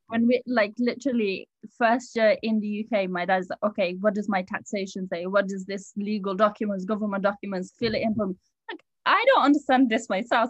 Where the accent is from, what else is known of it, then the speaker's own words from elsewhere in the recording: Birmingham, West Midlands, United Kingdom; also born or lived in Pakistan / Afghanistan; in Birmingham.